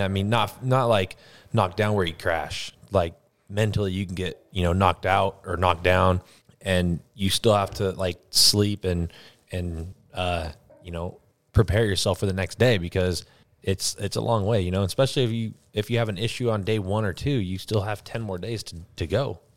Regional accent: United States; as an American

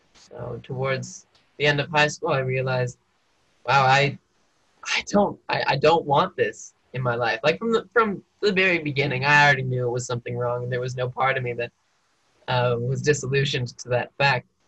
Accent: Mesa, Arizona, United States; moved away as an adult; also born or lived in Ecuador; now in Provo, United States; I grew up in Mesa, Arizona

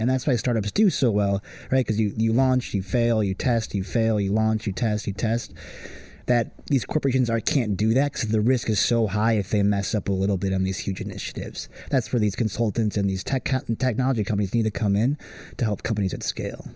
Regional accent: Wilmette, Illinois, United States; growing up in Wilmette

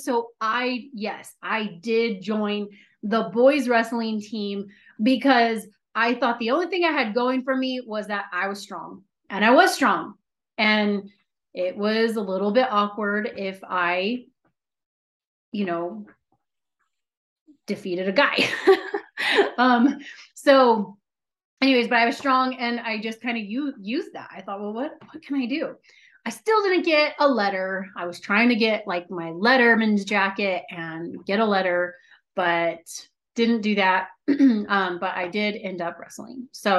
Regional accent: San Diego, California, United States; born there; I was born in San Diego. And then from there, we lived in Long Beach, the LA area. We moved up to San Francisco. So I've lived like all up and down California

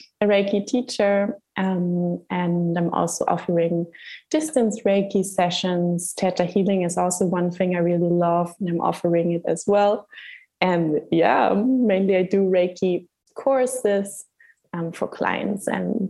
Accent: Hamburg, Germany; moved away as an adult; now in Gran Canaria, Spain; I was born and raised in Hamburg in Germany, and I came to the Canary Islands 1 year and a half ago

